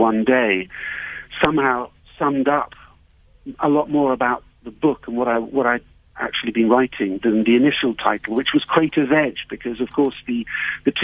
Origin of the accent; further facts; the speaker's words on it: United Kingdom; moved away as an adult; I'm an outsider here. I'm British. I've lived abroad for the last 30 years.